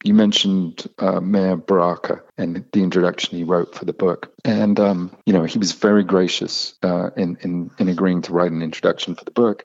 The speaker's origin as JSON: {"language": "English", "country": "United Kingdom", "moved": "yes", "said": "I'm British."}